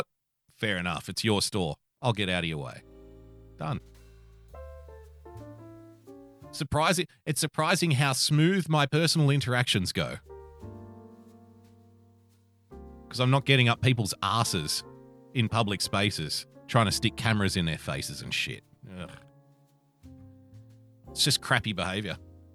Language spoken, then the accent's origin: English; Australia; being an Australian